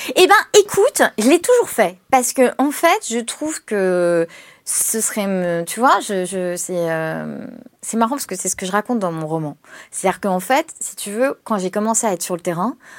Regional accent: Paris, Île-de-France, France; je suis une parisienne

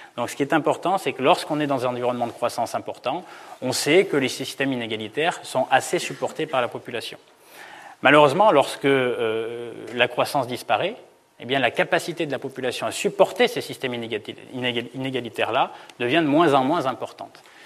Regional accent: Auvergne-Rhône-Alpes, France; Centre-France parce que je viens d'Auvergne

